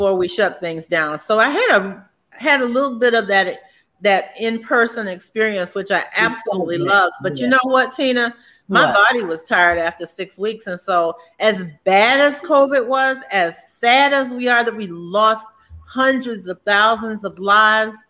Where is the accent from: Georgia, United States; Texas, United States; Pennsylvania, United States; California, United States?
Georgia, United States; Savannah; I grew up in Savannah in the era of Jim Crow